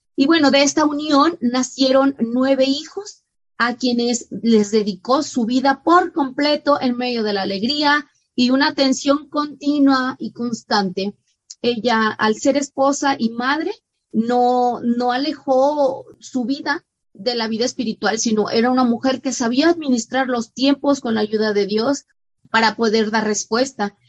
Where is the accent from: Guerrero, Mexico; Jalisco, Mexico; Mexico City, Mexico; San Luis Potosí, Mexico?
San Luis Potosí, Mexico; nacida en mi tierra, San Luis Potosí